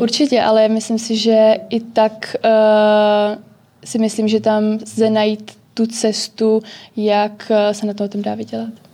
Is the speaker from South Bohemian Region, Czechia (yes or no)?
no; Prague, Czechia; já jsem z Prahy